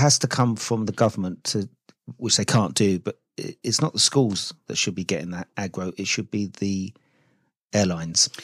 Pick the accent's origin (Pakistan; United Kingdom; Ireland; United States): United Kingdom; we're British